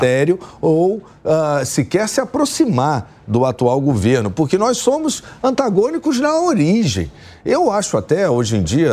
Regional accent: Rio de Janeiro, Brazil; sou do Rio de Janeiro

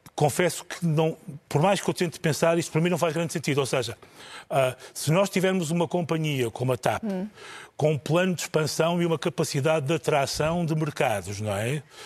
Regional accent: North, Portugal; eu sou do Norte

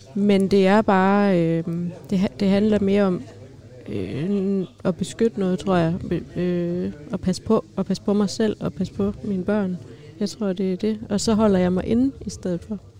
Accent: Skive, Central Denmark Region, Denmark; now in Aarhus, Denmark; jeg kommer fra Skive af

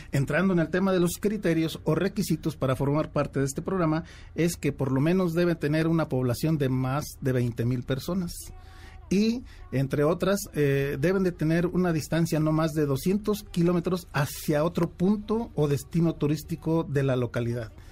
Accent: Tula, Tamaulipas, Mexico; moved away; mi pueblo de origen, mi pueblo de nacimiento, Tula, Tamaulipas

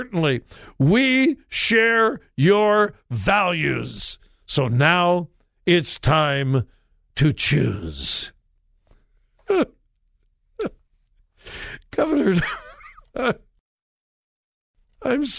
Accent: Southern California, United States; I grew up in Southern California

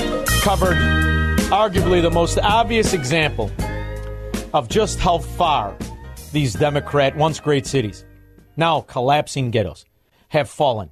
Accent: Melrose Park, Illinois, United States; I'm from Mullers Park

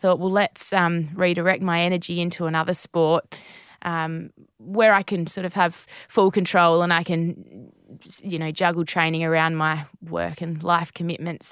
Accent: Naracoorte, South Australia, Australia; I grew up in Narracort in the southeast of South

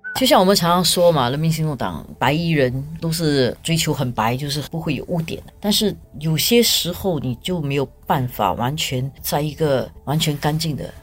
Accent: Singapore; 我们新加坡人

